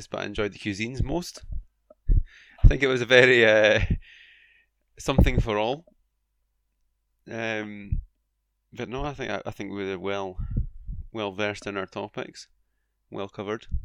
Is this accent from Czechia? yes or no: no; Scotland, United Kingdom; my home country